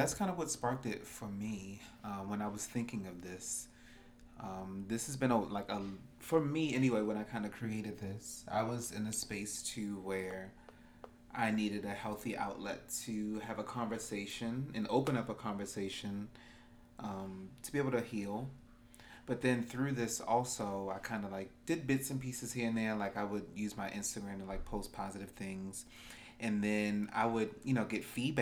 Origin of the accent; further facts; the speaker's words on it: Baltimore, Maryland, United States; I am from Baltimore also as well.